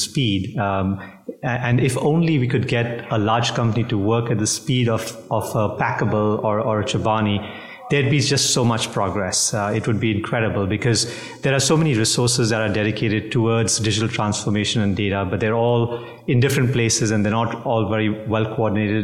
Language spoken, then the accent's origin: English; India; also born or lived in Singapore; now in New Jersey, United States; I'm originally from India. I carry a Singapore passport. New Jersey is our home